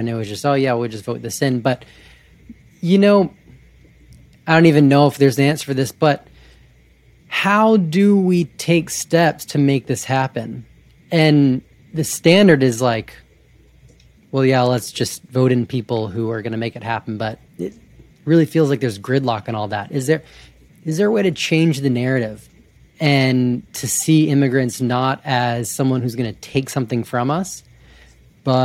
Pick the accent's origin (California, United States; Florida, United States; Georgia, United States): Georgia, United States; also born or lived in Montana / Alaska; now in Canada; I grew up in Georgia, lived in Montana, Alaska, and then I, about 8-10 years ago, I transferred universities to Canada, so I graduated here, and I've been here since.